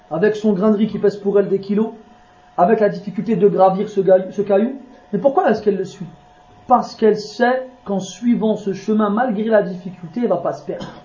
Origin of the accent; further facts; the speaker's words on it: Morocco; moi je l'exemple, je suis marocain, au Maroc, au Maroc ils font quoi